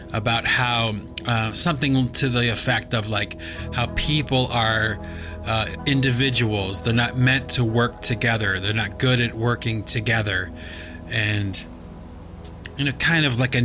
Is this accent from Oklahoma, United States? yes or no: no; Cleveland, Ohio, United States; I grew up in Cleveland, Ohio